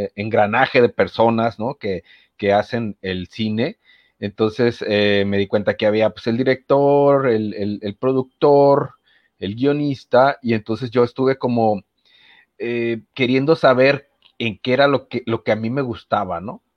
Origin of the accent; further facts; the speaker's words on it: Manzanillo, Colima, Mexico; yo soy de Manzanillo, Colima